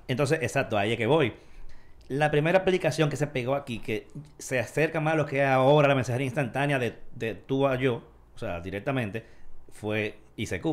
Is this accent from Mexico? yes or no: no; Dominican Republic; como dominicanos